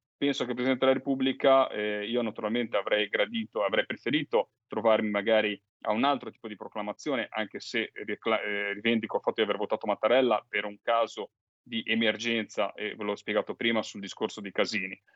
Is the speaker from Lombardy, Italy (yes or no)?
no; Liguria, Italy; Da Ligure